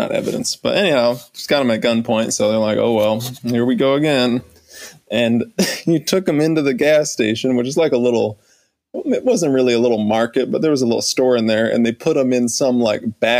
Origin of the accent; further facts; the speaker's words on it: the South, United States; growing up in the South, sure, um, you know that's that's a thing